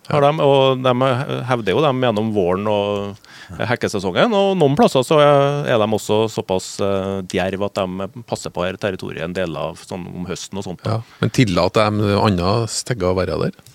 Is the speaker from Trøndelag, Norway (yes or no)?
yes; Trøndelag, Norway; jeg er trønder